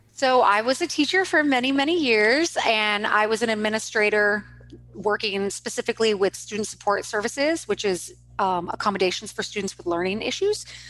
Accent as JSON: {"language": "English", "town": "Kansas City", "country": "United States", "tie": "born or raised there", "also_born_or_lived": "St. Louis, Missouri", "said": "I'm from originally St. Louis, Missouri, but I was mostly raised in Kansas City"}